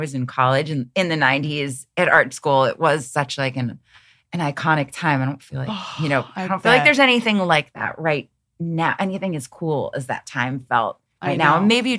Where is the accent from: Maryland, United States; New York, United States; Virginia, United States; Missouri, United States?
New York, United States; New York City; moved away as an adult; also born or lived in Rhode Island / Ohio; I grew up in New York, Queens, Long Island, mostly. Grew up in New York and went to school in Rhode Island at RISD